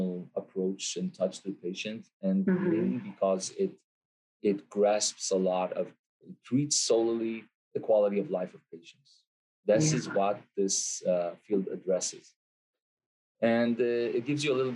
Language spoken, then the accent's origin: English; Israel; I'm an Israeli guy, born and raised in Israel